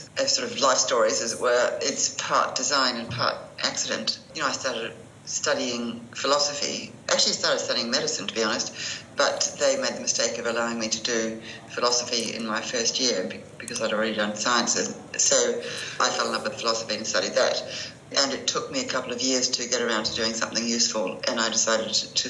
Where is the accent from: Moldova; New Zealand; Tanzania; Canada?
New Zealand; moved away as an adult; also born or lived in London; Being a Kiwi